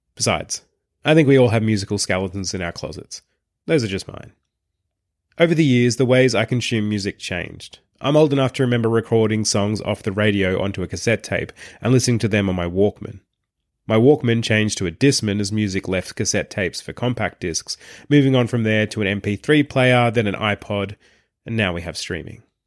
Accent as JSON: {"language": "English", "town": "Traralgon", "region": "Victoria", "country": "Australia", "tie": "born or raised there", "said": "my hometown of Terrelgan"}